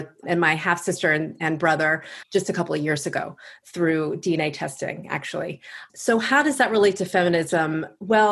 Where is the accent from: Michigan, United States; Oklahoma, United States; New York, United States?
New York, United States; Long Island; accent: Long Island; now in Washington, D.C., United States; I'm from Long Island, New York, and you'll probably hear my Long Island accent pop in from time to time